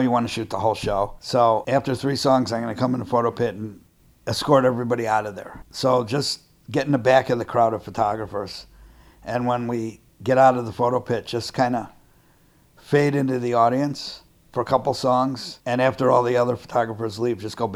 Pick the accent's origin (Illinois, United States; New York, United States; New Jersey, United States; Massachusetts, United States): Illinois, United States; Chicago; I'm from Chicago